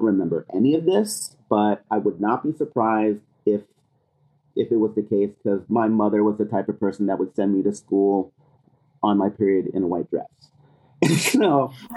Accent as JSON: {"language": "English", "region": "California", "country": "United States", "said": "I'm from California"}